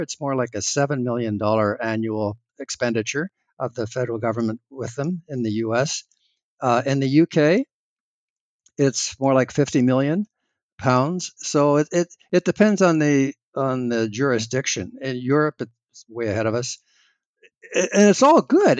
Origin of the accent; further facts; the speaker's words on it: Canada; as a Canadian